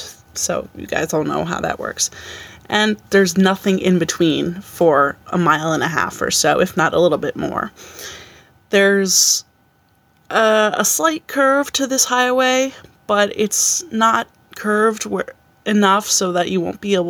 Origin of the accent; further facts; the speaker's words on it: Albany, New York, United States; So I said I'm from Albany, but I grew up in a town just outside of Albany